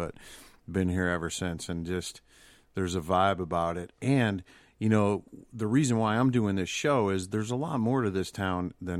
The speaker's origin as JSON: {"language": "English", "town": "Buffalo", "region": "New York", "country": "United States", "moved": "as an adult", "lives_now": "Nashville, United States", "said": "And I'm originally from Buffalo, New York, and it already snowed there, you know?"}